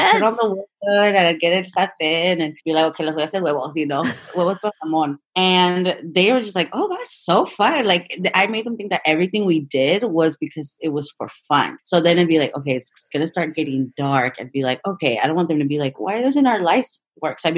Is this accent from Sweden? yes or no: no; Sonoma, California, United States; I grew up here in Sonoma Valley, born and raised, and it's a beautiful town.